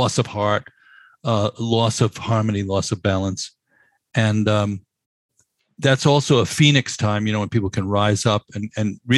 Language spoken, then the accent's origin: English; New York City, New York, United States; as a New Yorker